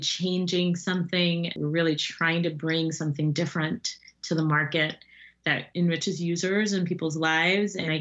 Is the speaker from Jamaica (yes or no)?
yes; Jamaica; I am Jamaican